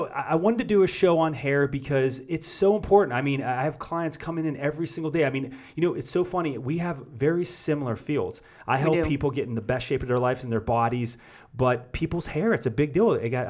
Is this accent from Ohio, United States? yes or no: yes; Youngstown, Ohio, United States; moved away; I was back from Youngstown, Ohio, and my graduating 97 class